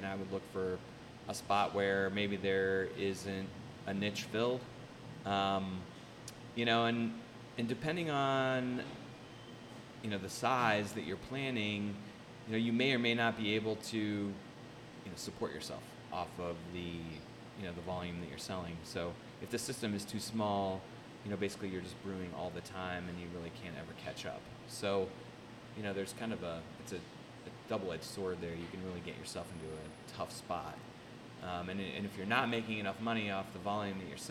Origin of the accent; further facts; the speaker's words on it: Carmel, Indiana, United States; I grew up in Carmel. I graduated from Carmel High School in 91